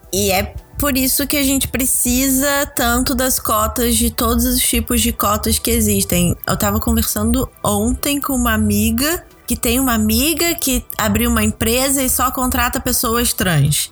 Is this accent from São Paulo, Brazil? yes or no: no; Rio de Janeiro, Brazil; Eu sou do Rio